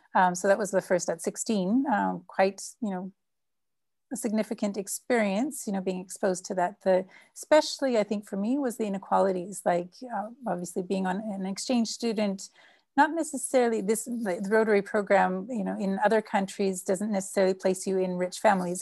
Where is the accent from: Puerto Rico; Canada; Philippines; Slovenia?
Canada; now in São Paulo, Brazil; I'm Canadian, but with, um, Dutch parents who immigrated to Canada